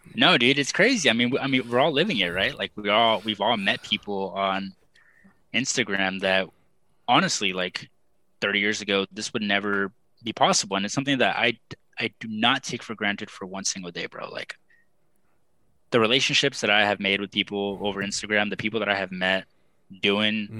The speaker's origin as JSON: {"language": "English", "region": "South Texas", "country": "United States", "tie": "born or raised there", "also_born_or_lived": "San Jose, California", "moved": "as an adult", "lives_now": "Buffalo, United States", "said": "I grew up in South Texas"}